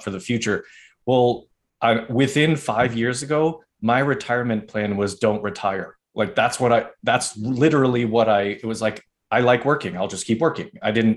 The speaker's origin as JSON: {"language": "English", "region": "Northeast", "country": "United States", "said": "I'm from the Northeast"}